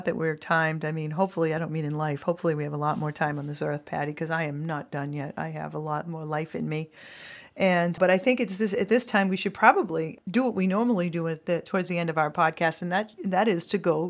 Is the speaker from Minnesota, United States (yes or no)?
no; Massachusetts, United States; We're from Massachusetts.